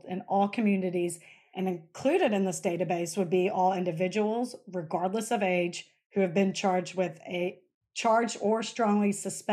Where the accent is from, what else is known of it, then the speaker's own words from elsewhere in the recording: Alabama, United States; we're from Alabama, where most people go hunting